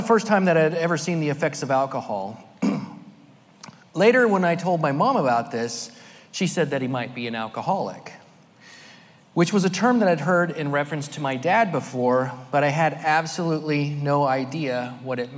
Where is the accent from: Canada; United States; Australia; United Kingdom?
United States; Merced, California; also born or lived in Sacramento / Fresno; I was born in Merced, California, the youngest of five children